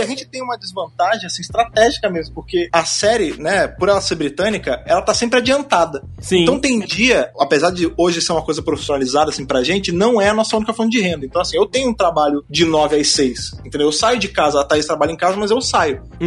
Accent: Rio de Janeiro, Brazil; now in São Paulo, Brazil; eu tava lá no Rio de Janeiro, lá em Jacarepaguá, minha terra, Gloriosa Jacarepaguá

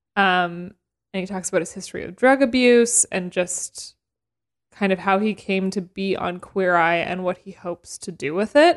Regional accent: Canada; I'm Canadian

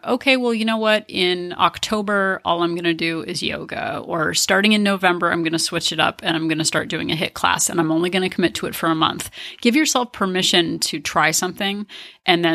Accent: New Jersey, United States; I'm from New Jersey

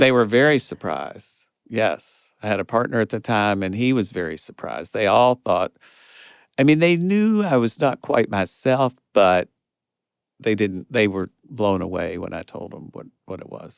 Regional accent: Kentucky, United States; moved away as an adult; it was my hometown

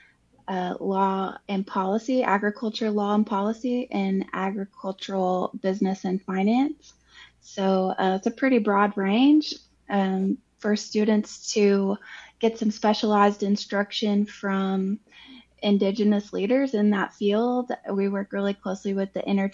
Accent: Oklahoma, United States; now in Fayetteville, United States; I'm from Oklahoma in the Cherokee Nation

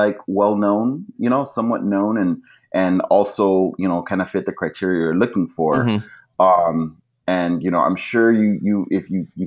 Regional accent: Los Angeles, California, United States; I grew up in Boyle Heights

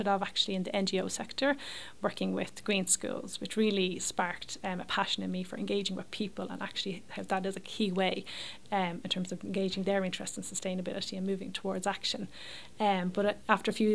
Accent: Leixlip, Leinster, Ireland; I grew up in Leixlip in County Kildare.

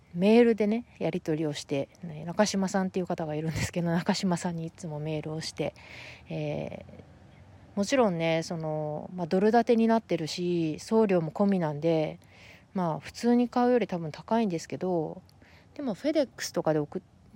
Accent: Japan; first language Japanese; moved away as an adult; now in United States; 私の場合やっぱり大学まで日本で出ててうーんまあ一つはそのやっぱり日本語が母語であるっていうのが一つある

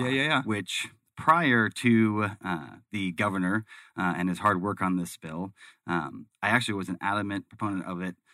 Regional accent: Arizona, United States; growing up in Arizona

